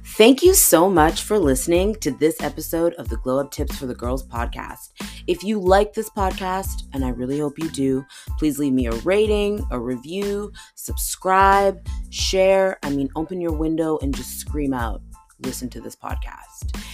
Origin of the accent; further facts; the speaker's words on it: Canada; being Canadian slash North American